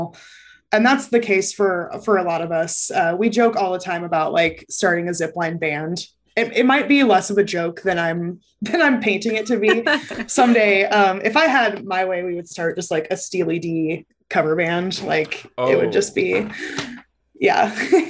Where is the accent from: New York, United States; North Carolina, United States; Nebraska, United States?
Nebraska, United States; Lincoln; I grew up in Lincoln